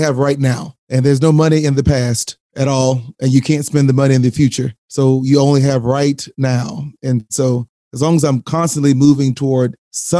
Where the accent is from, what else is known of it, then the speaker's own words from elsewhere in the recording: Goodloe, Texas, United States; moved away; I was raised in a very small sharecropping community, Goodloe, Texas, population about 312